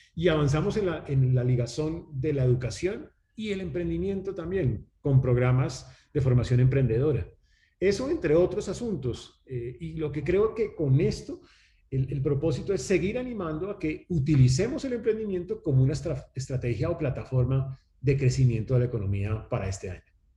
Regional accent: Colombia; los colombianos somos

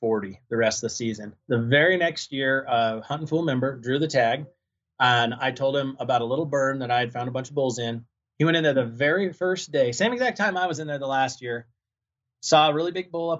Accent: Salmon, Idaho, United States; also born or lived in Northwest Montana; now in Cedar City, United States; I grew up in Salmon, Idaho. And then I spent the last 16 years before moving down here to Cedar City, Utah. I lived in Northwest Montana.

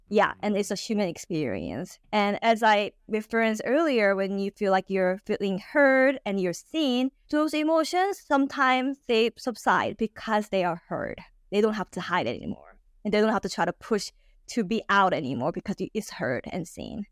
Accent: California, United States; moved away; also born or lived in Texas; I grew up in California

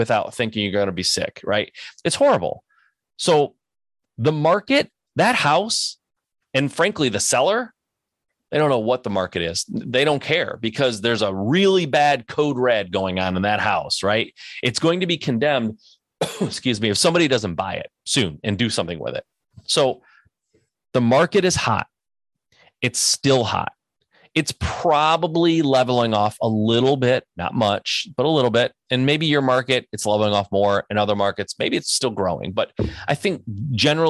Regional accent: Michigan, United States; I'm from Michigan. I know the Detroit area.

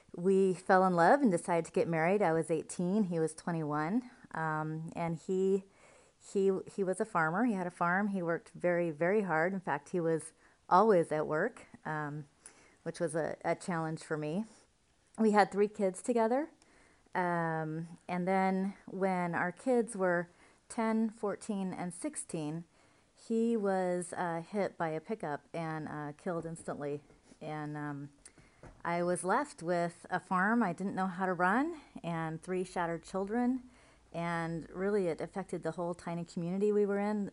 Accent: Central Oregon Desert, United States; I was raised on the Central Oregon Desert

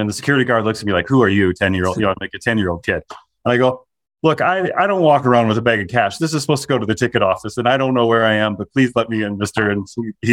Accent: Minnesota, United States; I grew up in Minnesota

